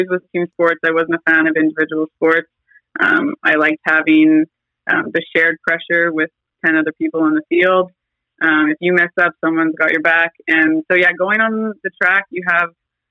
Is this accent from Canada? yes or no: yes; Fort McMurray, Alberta, Canada; moved away; I grew up actually in Fort McMurray, Alberta. I lived there for 10 years